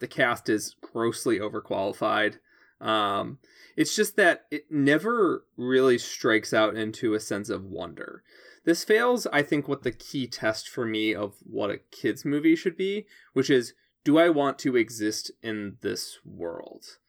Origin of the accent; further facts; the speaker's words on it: Chicago suburbs, Illinois, United States; I grew up in the Chicago suburbs. I moved to Chicago.